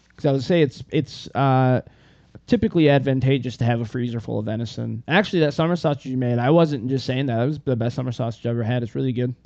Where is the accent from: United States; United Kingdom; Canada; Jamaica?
United States; Northern Michigan; I'm from Northern Michigan